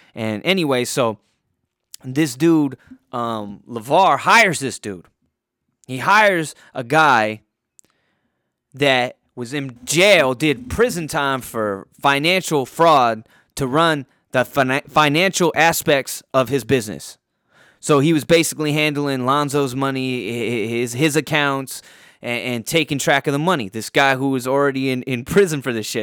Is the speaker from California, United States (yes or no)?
yes; Poway, California, United States; my hometown of Poway